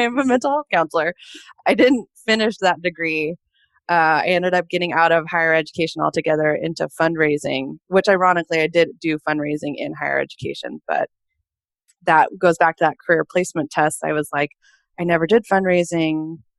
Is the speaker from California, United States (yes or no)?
yes; California, United States; also born or lived in Portland, Oregon; now in Boston, United States; I'm a California girl born and raised and lived in Portland, Oregon for about 10 years before I decided to move to Boston, Massachusetts